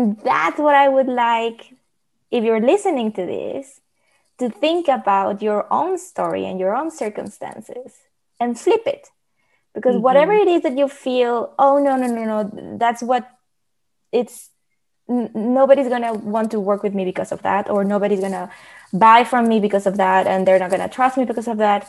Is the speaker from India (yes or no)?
no; Mexico; first language Spanish; English is a second language; now in Netherlands; I'm from Mexico. I'm Latina too